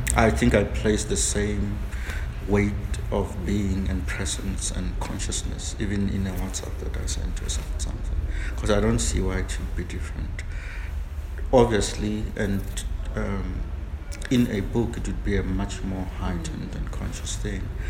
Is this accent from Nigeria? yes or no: no; South Africa; I'm a South African.